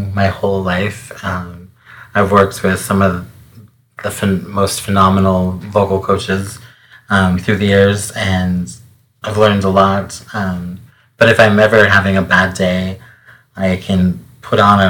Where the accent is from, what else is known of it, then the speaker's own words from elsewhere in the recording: Great Falls, Montana, United States; I was born in Great Falls, Montana.